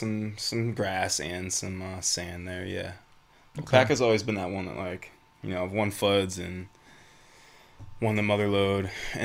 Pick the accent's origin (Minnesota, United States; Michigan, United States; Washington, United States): Michigan, United States; moved away; I'm from Michigan originally